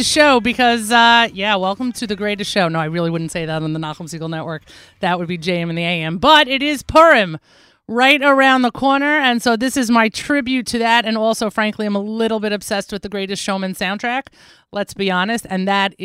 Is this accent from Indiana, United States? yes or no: no; New York, United States; moved away; I am a New Yorker, born and bred